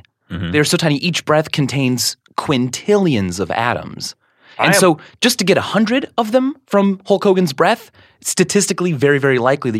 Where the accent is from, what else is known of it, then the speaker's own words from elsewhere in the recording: Stilwell, Kansas, United States; I was born in Kansas City, Missouri.